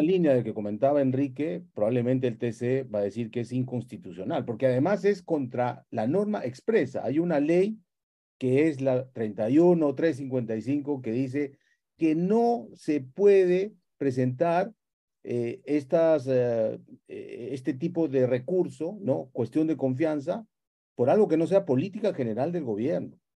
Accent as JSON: {"language": "Spanish", "country": "Peru", "said": "como peruano"}